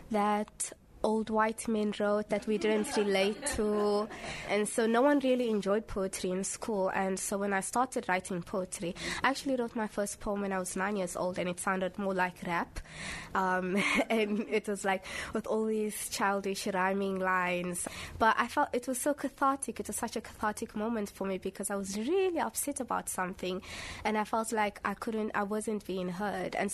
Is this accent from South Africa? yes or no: yes; Cape Town, Western Cape, South Africa; I grew up in Cape Town, but my parents are from Somalia.